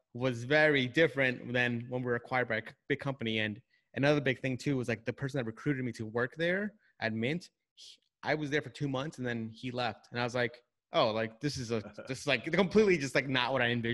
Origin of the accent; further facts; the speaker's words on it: Long Island, New York, United States; I grew up in New York, so Long Island